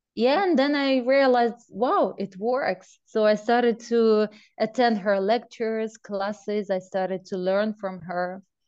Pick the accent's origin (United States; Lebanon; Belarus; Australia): Belarus; moved away; I grew up in Belarus